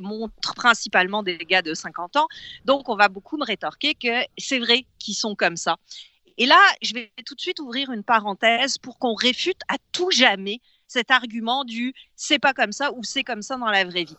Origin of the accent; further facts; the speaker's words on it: France; now in Quebec, Canada; j'ai pas grandi ici. Hein, j'ai grandi en France